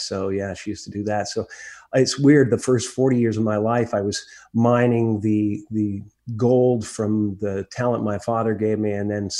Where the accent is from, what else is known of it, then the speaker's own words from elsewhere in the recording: Newmarket, Ontario, Canada; born there; I was born in Newmarket, Ontario, which is about, 25 miles north of Toronto.